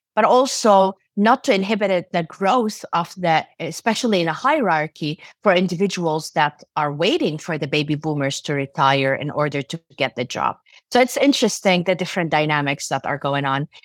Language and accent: English; Jordan; also born or lived in Turkey; now in United States; I was born in Turkey and raised in Jordan in the Middle East. I moved to the U S in ninety-six, and I've been here since then.